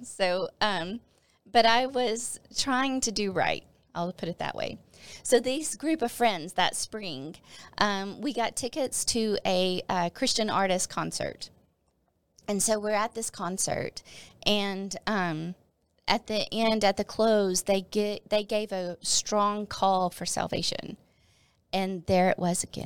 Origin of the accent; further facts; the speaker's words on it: Northeast Texas, United States; moved away as an adult; also born or lived in Arkansas; Northeast Texas again. This church was actually in my hometown.